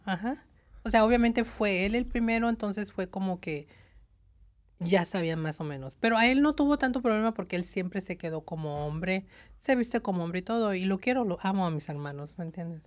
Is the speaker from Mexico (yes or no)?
no; Tucson, Arizona, United States; moved away as an adult; now in Los Angeles, United States; soy de Tucson